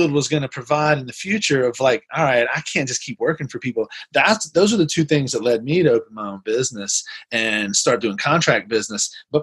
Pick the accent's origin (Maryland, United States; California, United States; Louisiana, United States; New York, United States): Louisiana, United States; New Orleans; moved away as an adult; also born or lived in Pasadena; I grew up in New Orleans and the New Orleans area, graduated from LSU in New Orleans